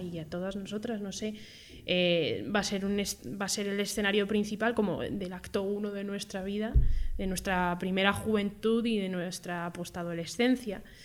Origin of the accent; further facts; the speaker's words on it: Madrid, Community of Madrid, Spain; yo soy madrileña y he nacido aquí